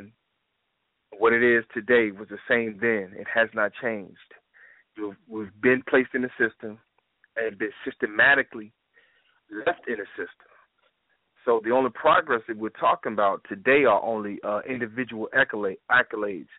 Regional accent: Jacksonville, Florida, United States; moved away as an adult; also born or lived in Atlanta / New Orleans; Born and raised in Jacksonville, Florida

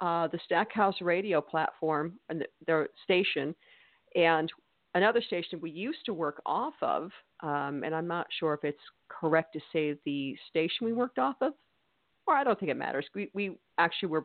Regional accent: New England, United States; now in Mississippi, United States; Yes, but I'm a New Englander. I'm from New England, born and raised

